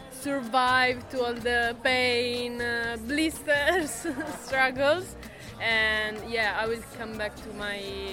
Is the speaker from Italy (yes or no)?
yes; Sicily, Italy; now in Pavia, Italy; I'm from Sicily, and I study in Pavia